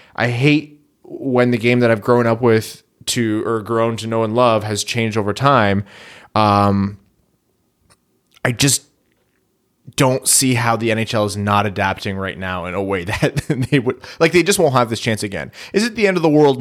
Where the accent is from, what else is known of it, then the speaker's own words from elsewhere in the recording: Canada; we're Canadian